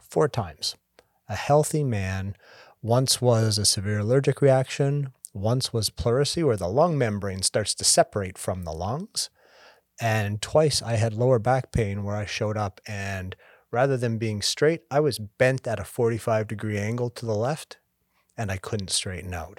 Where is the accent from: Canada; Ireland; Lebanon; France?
Canada; moved away as an adult; now in United States; I'm Canadian originally. Been down in the States for twenty years.